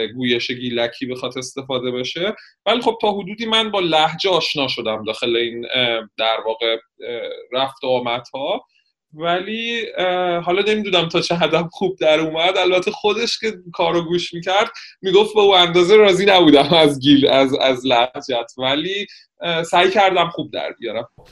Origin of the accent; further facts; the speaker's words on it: Shiraz, Fars, Iran; moved away; نه من گیلانی نیستم من متولد شیراز هستم